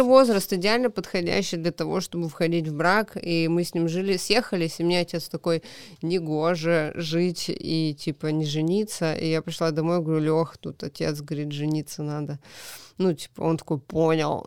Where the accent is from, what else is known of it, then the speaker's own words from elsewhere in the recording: Kamchatka Krai, Russia; moved away as an adult; also born or lived in Khabarovsk; now in Moscow, Russia; вернулась домой на Камчатку